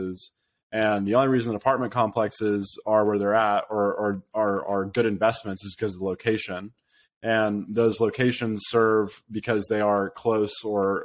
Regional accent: United States; I'm American

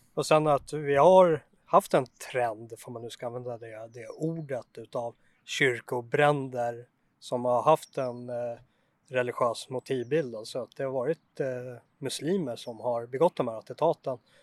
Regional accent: Sweden; jag som svensk känner för byggnaderna

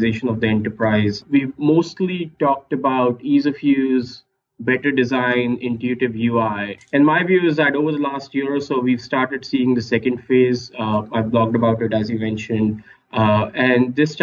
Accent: India; moved away as an adult; I grew up in India, studied there, went to IIT for my undergrad in engineering, straight away went to business school in India

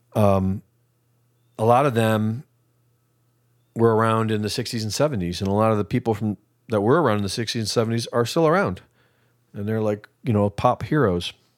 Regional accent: United States; I'm an American

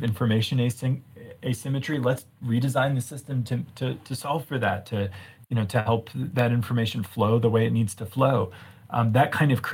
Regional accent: Virginia outside of DC, United States; now in Boulder, United States; I grew up in Virginia outside of DC

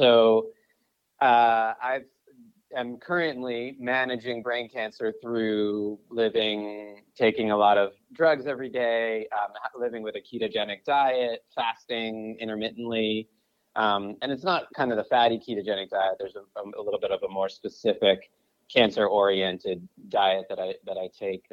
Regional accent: Brookline, Massachusetts, United States; now in Los Angeles, United States; I live in LA, but I'm originally from Brookline, Massachusetts. So I'm a New England guy.

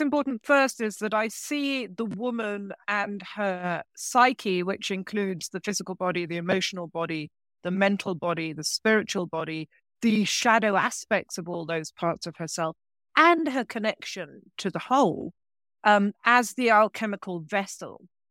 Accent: England, United Kingdom; moved away; also born or lived in France; I actually was born in England, but I, I spent twenty-five years in France, in rural France

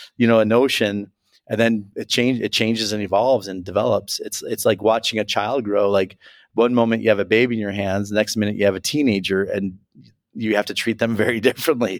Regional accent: Chicago, Illinois, United States; I'm a Chicagoan

